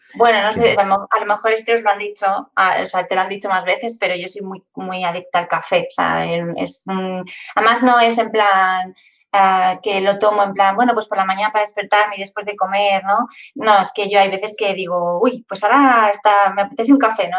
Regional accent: Madrid, Community of Madrid, Spain; yo soy de Madrid, no estoy acostumbrada a, a tener mar cerca

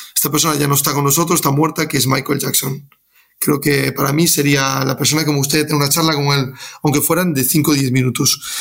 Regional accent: Galicia, Spain; moved away; soy gallego

